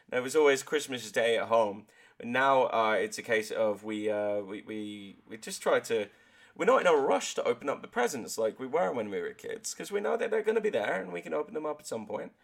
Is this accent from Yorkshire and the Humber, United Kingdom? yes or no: no; Exmouth, South West England, United Kingdom; also born or lived in Exeter; my hometown of Exmouth